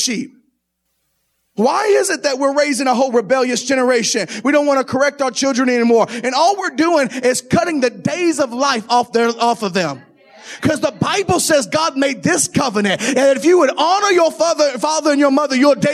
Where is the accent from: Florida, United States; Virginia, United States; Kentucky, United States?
Kentucky, United States; I'm from Kentucky